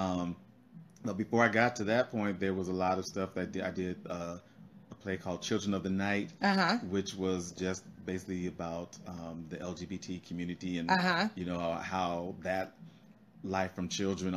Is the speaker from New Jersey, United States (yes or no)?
no; Denver, Colorado, United States; moved away as an adult; now in Los Angeles, United States; I was born in Denver, Colorado